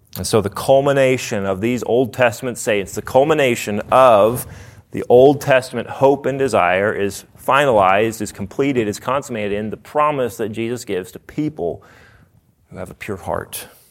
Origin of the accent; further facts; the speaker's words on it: Nashville, Tennessee, United States; I'm from Nashville, and if someone doesn't realize that they're dumb, we say, "Bless their heart."